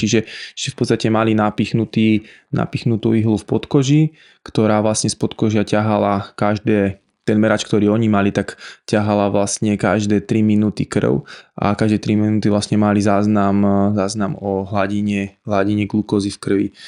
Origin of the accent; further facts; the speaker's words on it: Žilina, Žilina Region, Slovakia; Som zo Žiliny